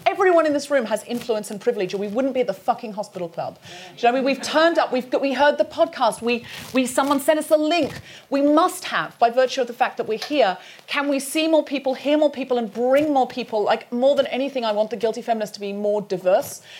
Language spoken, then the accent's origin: English; United Kingdom; British people